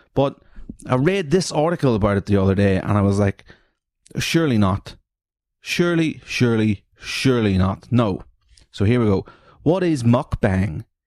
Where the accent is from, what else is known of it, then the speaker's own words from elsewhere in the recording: Newry, Northern Ireland, United Kingdom; I'm from Newry